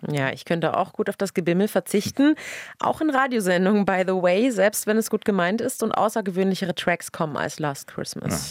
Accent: Dresden, Saxony, Germany; now in Berlin, Germany; als Dresdnerin

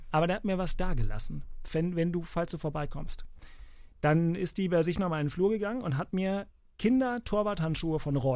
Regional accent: Berlin, Germany; Bremen an sich da blutet einem ja als Berliner ein bisschen das Herz, als Berliner Fußballfan.

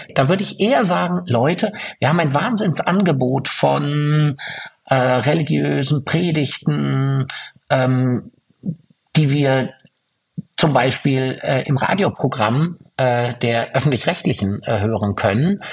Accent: Fürth, Bavaria, Germany; in meiner Heimatstadt Fürth

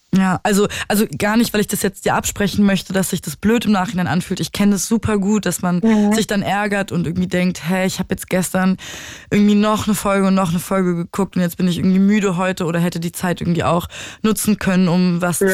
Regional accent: Berlin, Germany; also born or lived in Dresden; ich liebe Berlin und es ist meine Heimat

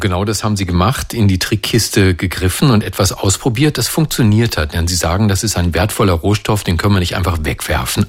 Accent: Hamelin, Lower Saxony, Germany; Ich komme aus der Gegend ja. um Hameln

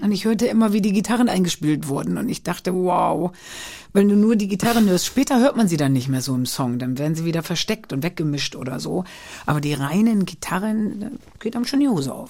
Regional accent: Köhlen, Lower Saxony, Germany; geboren bin ich als Niedersächsin

